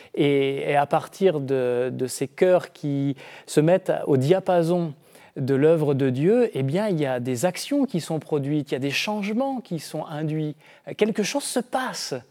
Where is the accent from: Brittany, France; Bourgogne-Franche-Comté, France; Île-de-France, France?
Brittany, France; dans un village rural, moi c'est là que j'ai grandi par exemple en Bretagne